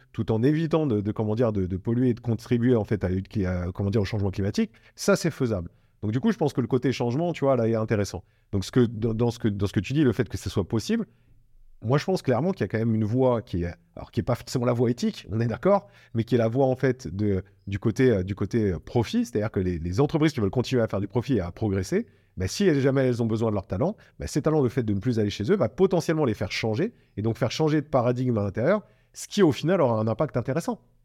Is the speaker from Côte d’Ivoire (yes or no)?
no; Bordeaux, Nouvelle-Aquitaine, France; je suis Bordelais